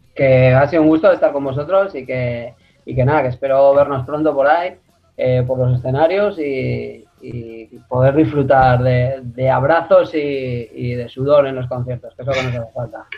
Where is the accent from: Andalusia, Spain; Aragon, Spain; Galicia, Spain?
Aragon, Spain; Teruel; yo soy muy de mi tierra